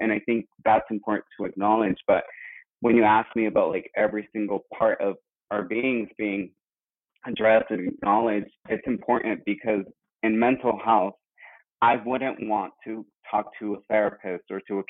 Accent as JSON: {"language": "English", "country": "Mexico", "tie": "born there", "said": "coming from an immigrant family, and as you know, I was born in Mexico, and also I identify as a gay male."}